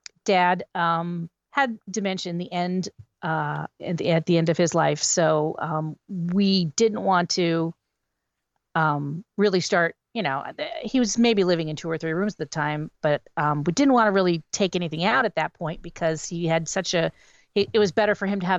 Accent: Wilkes-Barre, Pennsylvania, United States; moved away; I'm originally from the Wilkes-Barre Scranton area

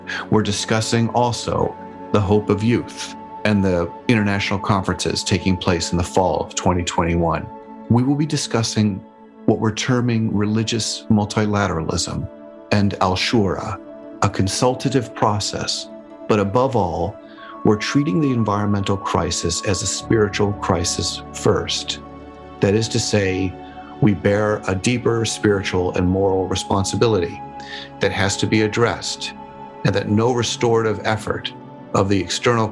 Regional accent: Albuquerque, New Mexico, United States; now in Seattle, United States; Albuquerque, New Mexico, my hometown

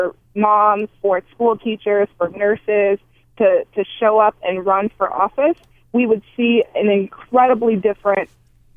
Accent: Milwaukee, Wisconsin, United States; my hometown of Milwaukee

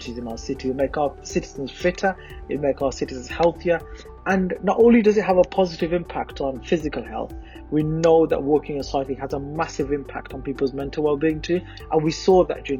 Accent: Birmingham, West Midlands, United Kingdom; representing Lascelles, where I was born, schooled, have lived all my life

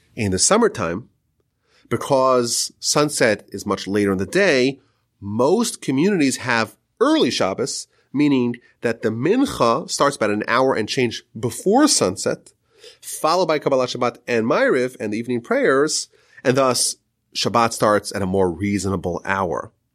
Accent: Northeast, United States; I grew up in the Northeast

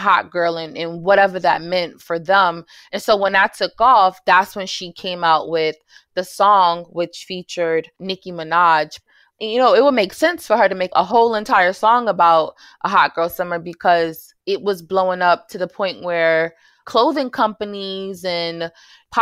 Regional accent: New York City, New York, United States; moved away as an adult; now in North Carolina, United States; I grew up in New York City, in Jamaica, Queens, New York, and came to North Carolina to pursue my master's degree

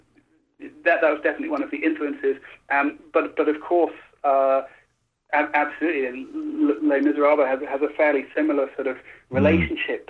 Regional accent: United Kingdom; moved away as an adult; now in Los Angeles, United States; I'm British

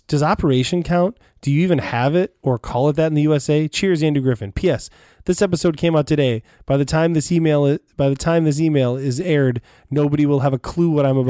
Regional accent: Bavaria, Germany; English is a second language; By the way, I'm from Germany, Bavaria. I live in a small town near the border of Austria.

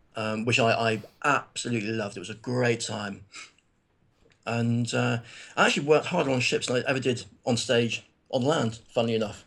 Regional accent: Plymouth, South West England, United Kingdom; I'm from Plymouth, which is a, you know, primarily a naval town.

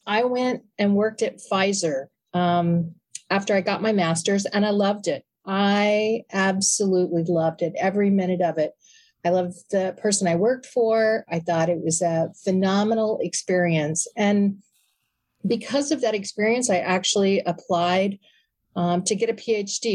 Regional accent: Oklahoma City, Oklahoma, United States; moved away as an adult; also born or lived in Connecticut; I was born and raised in Oklahoma City

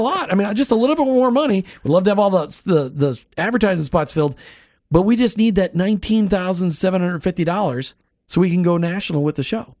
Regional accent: Minnesota, United States; I grew up in Minnesota

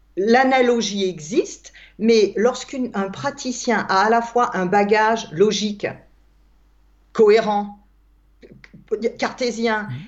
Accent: Alsace, Grand Est, France; je suis née en Alsace, en France

